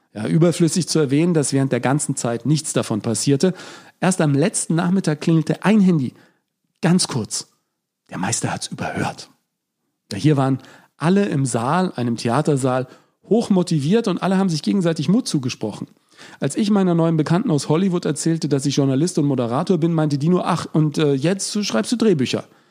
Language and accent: German; Germany; ich bin Deutscher